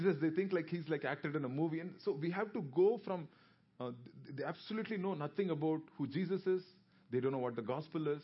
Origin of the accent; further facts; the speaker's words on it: South India, India; I am from South India.